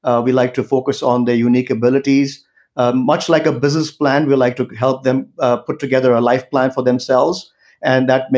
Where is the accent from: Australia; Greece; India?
India; now in United States; especially in India, since I'm originally from India